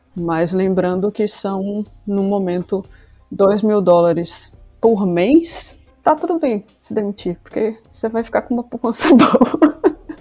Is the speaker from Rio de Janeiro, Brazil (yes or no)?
no; Salvador, Bahia, Brazil; moved away as an adult; also born or lived in Rio Grande do Sul; now in Porto, Portugal; eu sou do Rio Grande do Sul, embora eu tenha vivido a maior parte da minha vida em Salvador. Atualmente eu moro em Portugal, na região do Porto